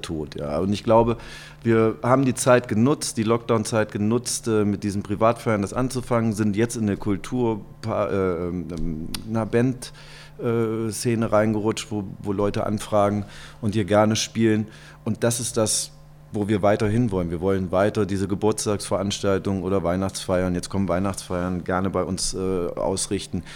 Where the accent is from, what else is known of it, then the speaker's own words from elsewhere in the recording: Kassel, Hesse, Germany; now in Cologne, Germany; wohnen meine Eltern dann noch und mein Bruder, das ist mir, das ist Heimat